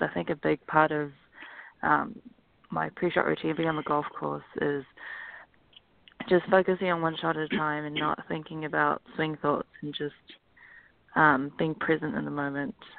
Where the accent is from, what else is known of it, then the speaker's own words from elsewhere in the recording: Auckland, New Zealand; moved away as an adult; now in United States; I grew up in Auckland, New Zealand, and then I came over to um, play college golf at Pepperdine University